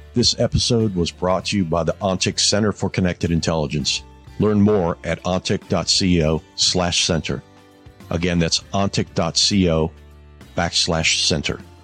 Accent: Midwest, United States; I grew up in the Midwest

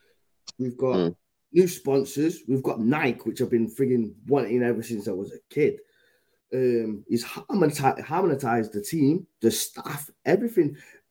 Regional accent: Jamaica; I'm from Yard, innit? But you got to remember, Adam, man, they love Liverpool in Yard and that. So, from back home, Yard.

